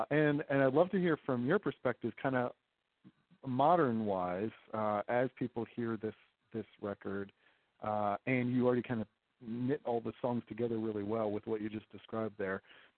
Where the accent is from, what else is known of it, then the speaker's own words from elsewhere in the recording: Rochester, New York, United States; now in Philadelphia, United States; I grew up in Rochester, New York, so I can very much relate to the snow and the white Christmas. And now my family lives in Philadelphia is where we are.